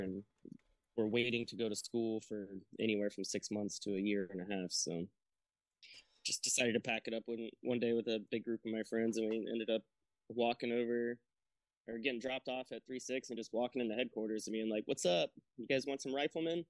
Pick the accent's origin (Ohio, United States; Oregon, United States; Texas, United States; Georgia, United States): Georgia, United States; Brunswick; I joined out of Brunswick, Georgia. That's kind of where I spent uh, a little bit of a later time in my childhood